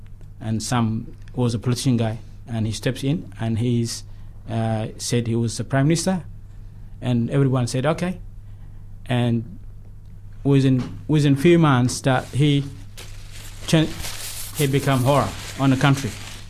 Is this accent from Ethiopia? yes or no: yes; Tigray, Ethiopia; moved away as an adult; now in New Zealand; here at Aotearoa, New Zealand. … I'm from Tigray. Myself, I was in conflict in some state in the 80s. So as I came as a refugee about 14